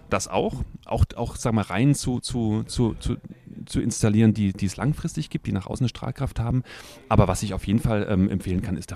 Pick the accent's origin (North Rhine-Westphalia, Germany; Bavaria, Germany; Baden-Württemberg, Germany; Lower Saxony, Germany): Baden-Württemberg, Germany; Freiburg; also born or lived in Bad Nauheim; Ich bin ja in Bad Nauheim geboren, Freiburg aufgewachsen. Ich bin geboren auf Friedberger übrigens.